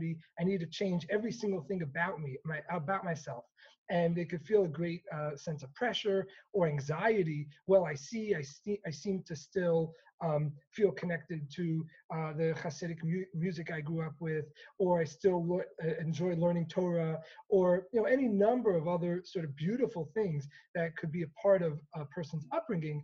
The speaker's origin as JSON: {"language": "English", "town": "New York City", "region": "New York", "country": "United States", "tie": "born or raised there", "said": "growing up in Crown Heights in Brooklyn in the 1990s"}